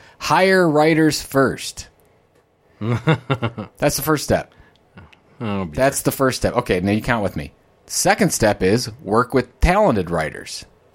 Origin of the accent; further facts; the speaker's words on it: Ohio, United States; I'm from Ohio.